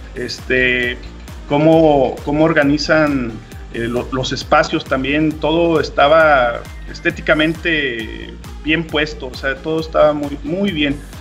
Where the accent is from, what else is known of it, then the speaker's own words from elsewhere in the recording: Mexico; así como buen mexicano